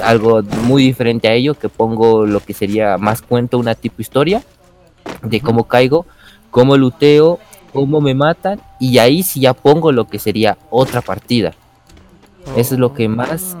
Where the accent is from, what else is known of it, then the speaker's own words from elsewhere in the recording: Quito, Pichincha, Ecuador; yo soy de Ecuador, de lo que sería la ciudad de Quito